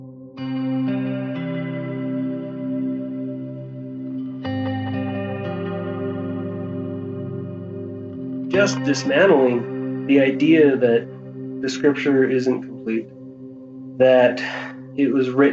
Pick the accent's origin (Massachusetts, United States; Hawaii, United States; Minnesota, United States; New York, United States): Hawaii, United States; I was born and raised in Hawaii